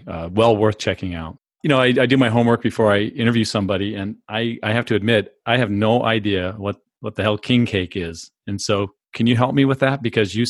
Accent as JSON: {"language": "English", "town": "San Diego", "region": "California", "country": "United States", "tie": "born or raised there", "said": "So look, I grew up in San Diego"}